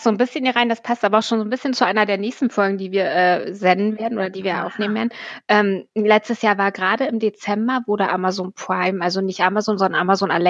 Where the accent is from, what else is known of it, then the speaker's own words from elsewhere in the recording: Celle, Lower Saxony, Germany; Aus der Stadt, aus der ich komme, aus Celle, das wissen ja die meisten wahrscheinlich, äh, aus Celle bei Niedersachsen ist eine Kleinstadt.